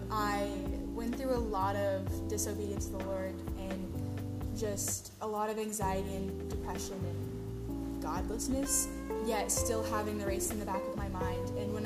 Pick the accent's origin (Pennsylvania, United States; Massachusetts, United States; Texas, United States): Texas, United States; Austin; I'm from Austin, Texas.